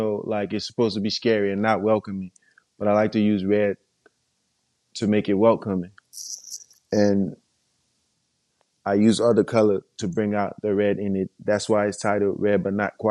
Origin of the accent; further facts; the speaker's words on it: Monrovia, Montserrado, Liberia; I'm from Monrovia, Liberia